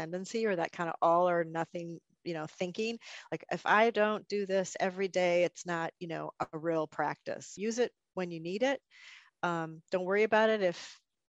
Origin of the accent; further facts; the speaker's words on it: northern Wisconsin, United States; also born or lived in Azores; now in Northern Virginia, United States; I grew up in Wisconsin, northern Wisconsin.